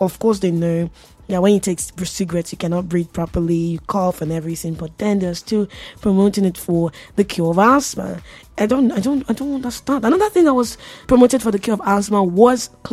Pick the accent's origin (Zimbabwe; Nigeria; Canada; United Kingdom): Nigeria; I'm Nigerian